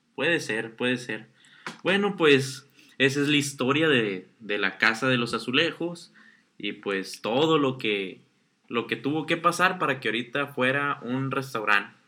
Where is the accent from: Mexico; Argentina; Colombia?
Mexico; Sinaloa; no somos de Ciudad de México, somos de Sinaloa.